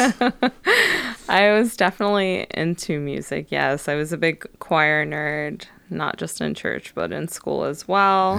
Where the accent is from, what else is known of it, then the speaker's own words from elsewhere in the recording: Detroit, Michigan, United States; also born or lived in Frankfurt, Germany / Phoenix, Arizona; when we first moved to Michigan, we were in Highland Park area, which is right in Detroit.